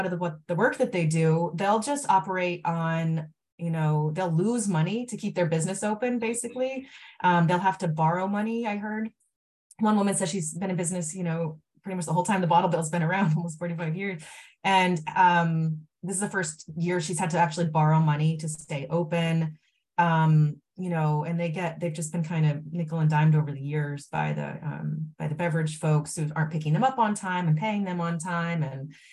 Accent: Maine, United States; when I was a kid, I grew up in Maine too

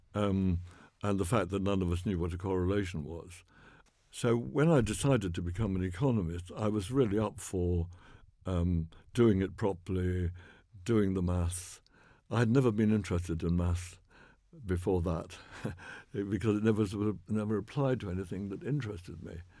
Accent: Oxford, South East England, United Kingdom; I grew up in North Oxford

